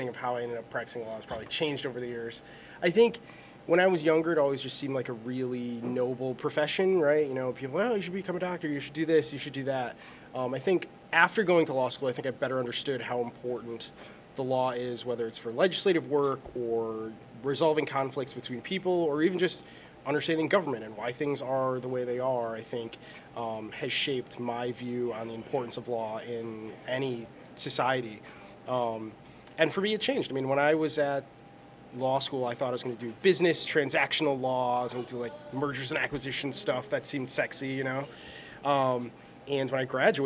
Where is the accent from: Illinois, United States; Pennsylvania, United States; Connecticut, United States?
Connecticut, United States; Naugatuck; also born or lived in Bridgeport, Connecticut / Boston, Massachusetts; originally, I was born in Bridgeport, Connecticut, moved to Naugatuck, Connecticut when I was about 3, and pretty much lived and grew up in Naugatuck, Connecticut